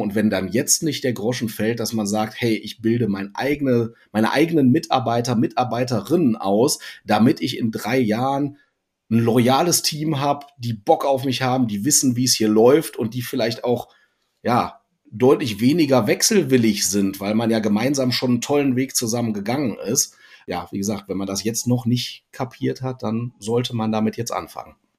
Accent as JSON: {"language": "German", "region": "North Rhine-Westphalia", "country": "Germany", "said": "hier als alter NRWler"}